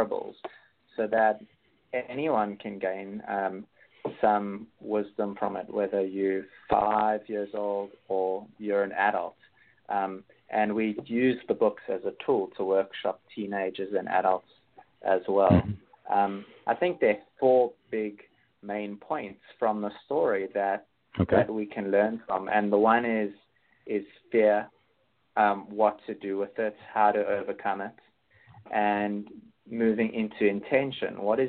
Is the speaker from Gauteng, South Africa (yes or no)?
yes; Johannesburg, Gauteng, South Africa; also born or lived in Cape Town; I grew up in Johannesburg, and then I was living in Cape Town more recently.